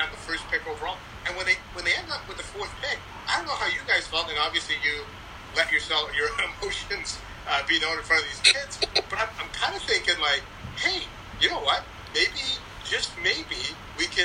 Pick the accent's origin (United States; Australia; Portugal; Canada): Canada; Richmond, British Columbia; moved away; I grew up in Vancouver, actually, Lower Mainland, Richmond for me.